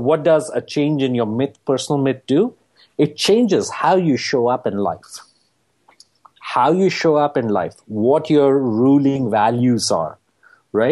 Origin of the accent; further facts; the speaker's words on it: United States; my home country